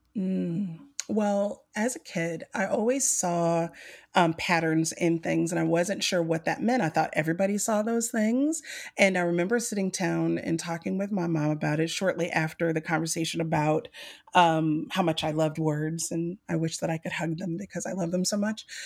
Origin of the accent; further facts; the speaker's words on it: Mobile, Alabama, United States; growing up on the coast, I grew up in the South of Mobile, Alabama